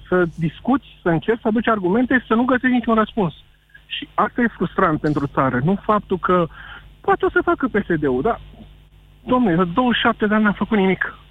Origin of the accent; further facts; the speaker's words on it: Alexandria, Teleorman County, Romania; sunt din Alexandria